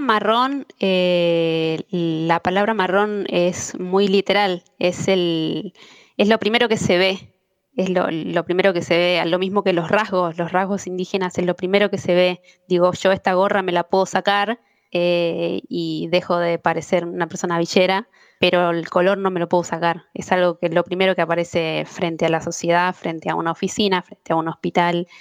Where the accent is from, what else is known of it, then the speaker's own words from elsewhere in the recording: Argentina; soy argentina